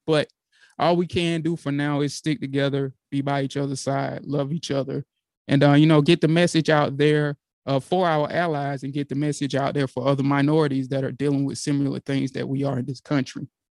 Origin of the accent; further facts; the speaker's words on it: Georgia, United States; my home state